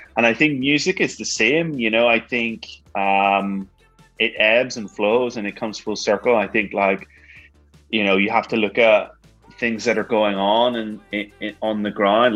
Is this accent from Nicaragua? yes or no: no; Ireland; I'm from Ireland. You know, we're from Ireland